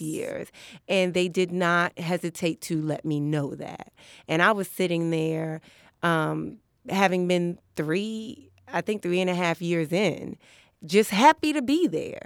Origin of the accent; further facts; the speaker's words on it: New York City, New York, United States; also born or lived in Brooklyn; I was born in Brooklyn, but I grew up in Harlem.